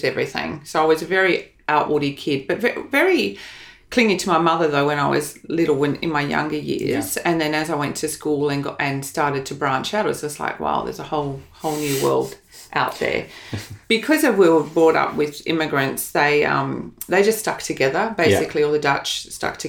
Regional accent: Melbourne, Victoria, Australia; moved away as an adult; now in Brisbane, Australia; grew up in Melbourne.

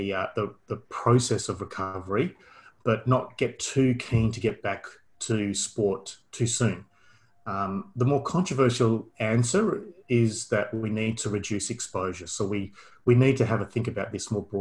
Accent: Perth, Western Australia, Australia; moved away as an adult; now in Melbourne, Australia; I'm originally from Perth. Did all my studies in Perth.

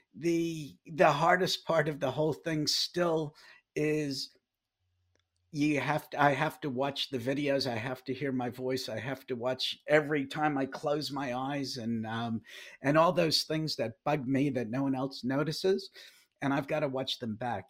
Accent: New York City, New York, United States; moved away as an adult; also born or lived in Dallas; now in Wellington, New Zealand; I grew up in New York City

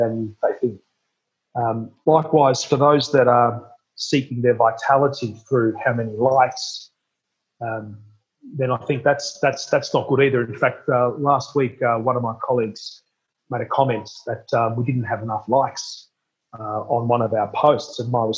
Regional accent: Melbourne, Victoria, Australia; I was born in Melbourne at Cabrini Hospital

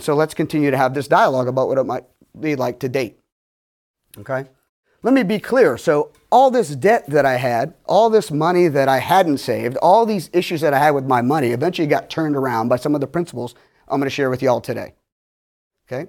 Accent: Pittsburgh, Pennsylvania, United States; I'm from Pittsburgh

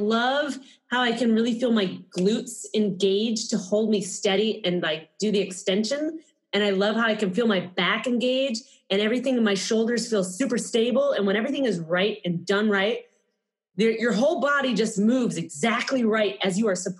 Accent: Tennessee, United States; also born or lived in Michigan; born in Michigan. I moved to Tennessee when I was 10.

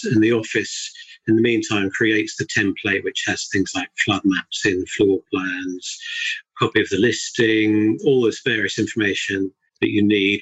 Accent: Surrey, South East England, United Kingdom; also born or lived in Bedford; moved back down to South, which is where I'm from. My wife's actually a scout, so when I say I'm from Surrey

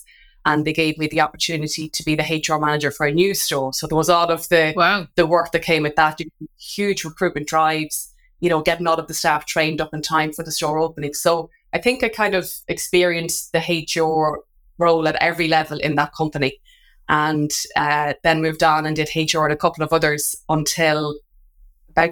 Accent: Drogheda, Leinster, Ireland; Drogheda, which is my hometown.

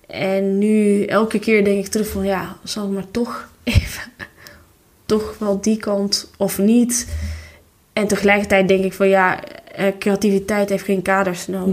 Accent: Tirana, Tirana County, Albania; Dutch is a second language; moved away as an adult; now in Netherlands; toen ik nog in Tirana woonde

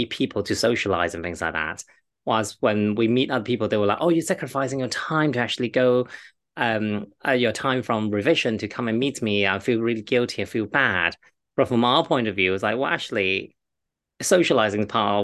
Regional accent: China; I'm Chinese, I am from the Eastern part of the world

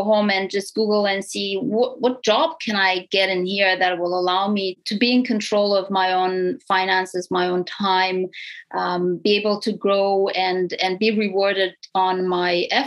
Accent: Romania; English is a second language; moved away as an adult; now in Canada; I'm an immigrant to Canada. So I'm from Romania, Europe, East Europe. And I immigrated here in 2007.

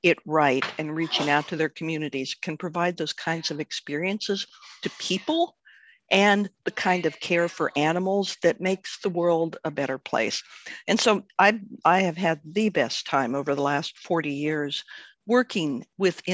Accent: Cincinnati, Ohio, United States; I was really, really fortunate where I grew up in Cincinnati, Ohio

